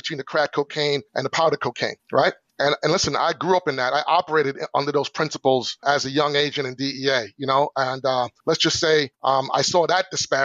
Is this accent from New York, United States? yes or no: yes; New York, United States; also born or lived in Long Island; I grew up in New York in the 80s